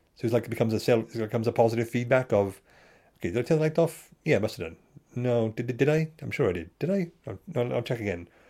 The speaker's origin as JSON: {"language": "English", "town": "Bridgend", "region": "Wales", "country": "United Kingdom", "said": "I'm from Bridgend"}